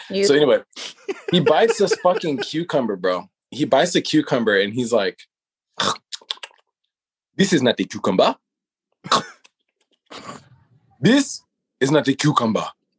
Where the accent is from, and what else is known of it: United States